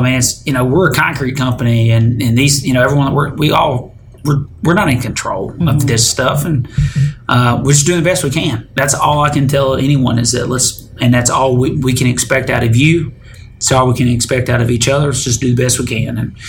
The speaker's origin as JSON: {"language": "English", "town": "Detroit", "region": "Michigan", "country": "United States", "tie": "born or raised there", "said": "Back home for me, because I'm from Detroit."}